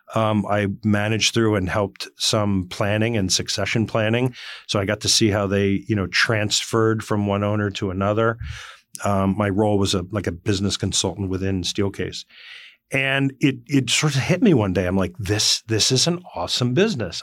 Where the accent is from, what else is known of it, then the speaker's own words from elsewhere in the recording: Morris County, northwestern New Jersey, United States; I grew up in northwestern New Jersey in Morris County